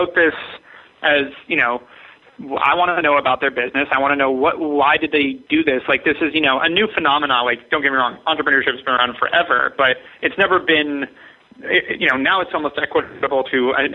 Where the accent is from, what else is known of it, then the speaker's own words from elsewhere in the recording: Ojai, California, United States; I grew up in Ojai, California, where there are red-tailed hawks everywhere.